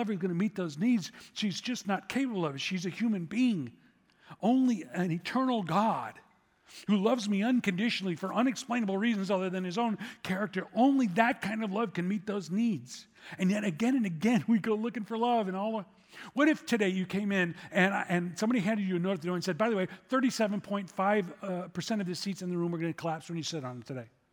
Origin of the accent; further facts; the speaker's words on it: Chicago, Illinois, United States; I'm from Chicago